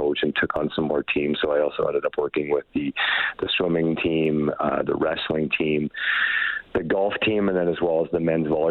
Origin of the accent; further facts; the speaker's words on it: northern Manitoba, Canada; moved away as an adult; also born or lived in Camrose, Alberta; now in Edmonton, Canada; I am from a really small town in northern Manitoba where I grew up and played junior hockey out there